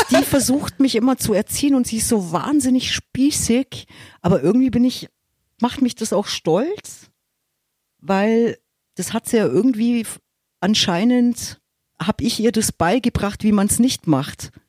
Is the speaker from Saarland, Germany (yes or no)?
no; Munich, Bavaria, Germany; Das ist meine Heimat. Hier fühle ich mich, also es ist mein Gewässer.